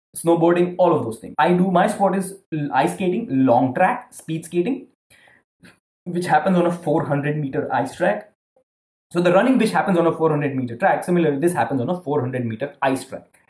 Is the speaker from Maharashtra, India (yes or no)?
no; Ahmedabad, Gujarat, India; moved away as an adult; also born or lived in Scandinavia; I was from Ahmedabad.